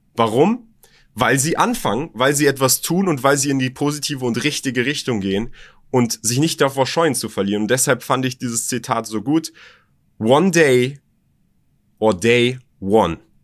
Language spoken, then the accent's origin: German; Berlin, Germany; born or raised there